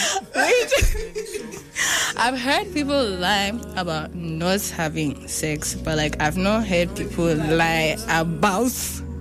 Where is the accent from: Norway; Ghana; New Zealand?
Ghana; as a Ghanaian, I haven't understood that.